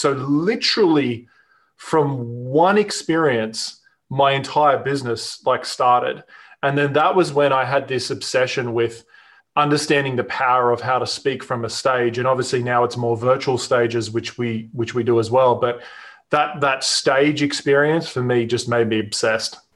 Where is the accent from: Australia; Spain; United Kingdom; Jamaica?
Australia; accent: Australian; moved away as an adult; now in Newport Beach, United States; you can probably hear in my accent, I'm Australian, but we live in California, in Newport Beach we moved here about three years ago.